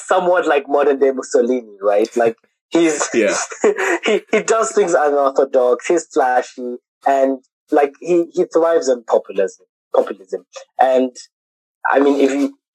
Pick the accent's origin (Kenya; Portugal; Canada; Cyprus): Kenya; moved away as an adult; we've been born and raised in Kenya, international school